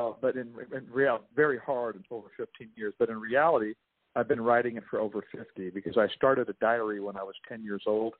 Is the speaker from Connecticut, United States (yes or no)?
no; Compton, California, United States; moved away; also born or lived in Oregon; we grew up in Compton in poverty.